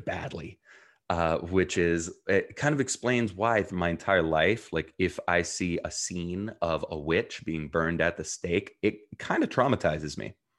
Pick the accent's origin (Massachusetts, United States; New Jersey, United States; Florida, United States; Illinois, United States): New Jersey, United States; also born or lived in Jerusalem, Israel / South Africa; I was born in Jerusalem, Israel, grew up in New Jersey, um, and spent a year between there, um, living in South Africa